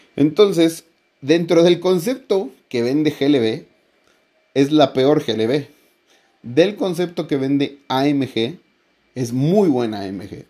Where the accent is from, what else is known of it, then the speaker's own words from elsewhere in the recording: Mexico; como buen mexicano